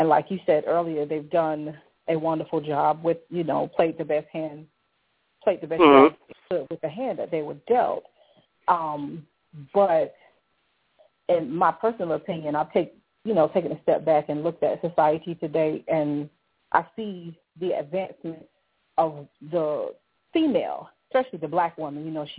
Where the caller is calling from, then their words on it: South Carolina, United States; I'm calling in South Carolina.